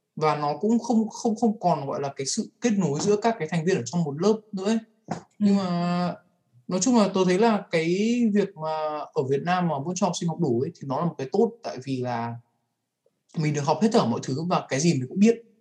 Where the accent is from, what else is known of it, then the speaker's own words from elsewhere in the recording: Vietnam; moved away as an adult; Mình đã được sinh ra và lớn lên ở môi trường Việt.